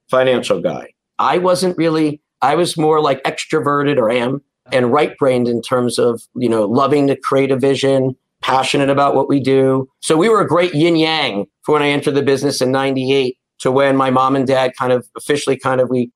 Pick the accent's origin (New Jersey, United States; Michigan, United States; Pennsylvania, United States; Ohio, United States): New Jersey, United States; Short Hills; I'm a Jersey boy, you know. I grew up in Essex County, you know, in Short Hills, went to public high school.